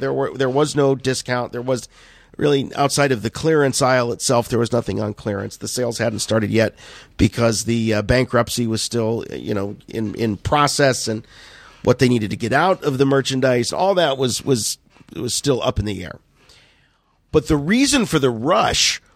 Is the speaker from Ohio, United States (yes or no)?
yes; Canton, Ohio, United States; my hometown here in Canton, Ohio